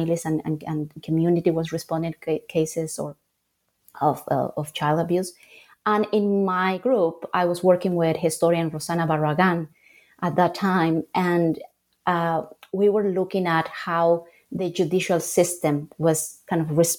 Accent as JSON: {"language": "English", "country": "Bolivia", "tie": "born or raised there", "also_born_or_lived": "Salamanca, Spain / New York, United States / Charlotte, United States", "moved": "as an adult", "said": "I grew up in Bolivia"}